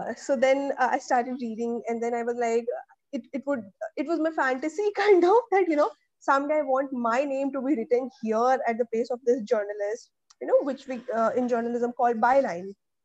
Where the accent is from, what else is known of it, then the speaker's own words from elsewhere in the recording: Chitrakoot, Uttar Pradesh, India; moved away as an adult; till my graduation, I have been in my hometown, which is Chitrakoot. It is in Bundelkhand region of Uttar Pradesh. So, well, in fact, half MP and half UP. So our house is in UP